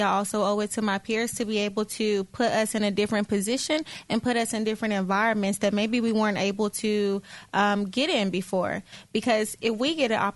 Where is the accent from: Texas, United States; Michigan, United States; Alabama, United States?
Alabama, United States; moved away; growing up in Alabama